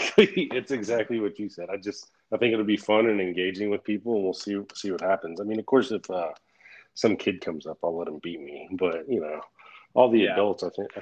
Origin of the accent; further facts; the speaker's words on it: Florida, United States; also born or lived in Virginia; I grew up in Florida, so we got the hurricanes